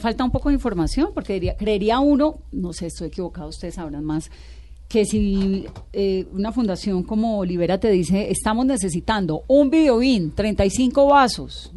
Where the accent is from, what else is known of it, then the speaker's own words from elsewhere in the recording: Colombia; somos los colombianos